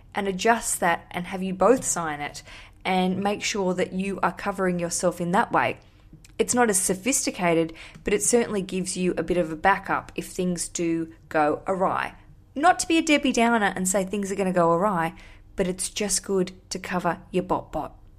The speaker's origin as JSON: {"language": "English", "country": "Australia", "moved": "yes", "lives_now": "London, United Kingdom", "said": "I am an Australian. I live in London."}